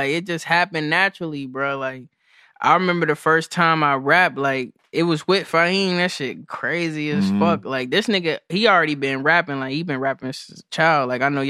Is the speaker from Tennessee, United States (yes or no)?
yes; Clarksville, Tennessee, United States; I'm from like a lot of places. I'm from Clarksville, Tennessee, originally.